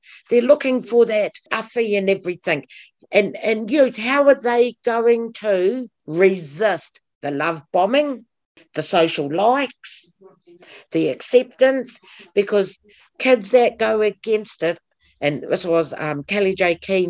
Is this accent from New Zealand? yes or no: yes; Porirua, Wellington, New Zealand; we're from Punaki and I was brought up in Porirua. I'm a Porirua girl.